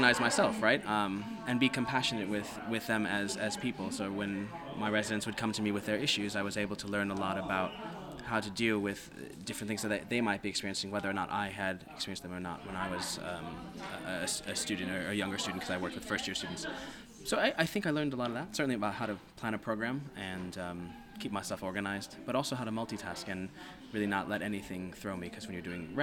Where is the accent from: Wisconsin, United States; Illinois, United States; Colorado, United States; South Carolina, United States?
Illinois, United States; Chicago; moved away as an adult; also born or lived in New York; I'm from Chicago originally